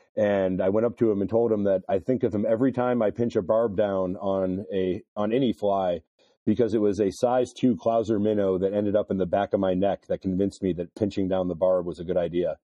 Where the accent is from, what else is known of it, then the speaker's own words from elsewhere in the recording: Cleveland, Ohio, United States; I grew up in Cleveland, Ohio, East Side.